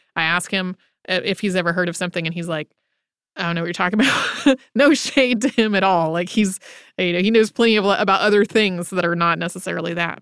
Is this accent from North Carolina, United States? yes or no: yes; North Carolina, United States; I grew up in North Carolina, our North Carolina history class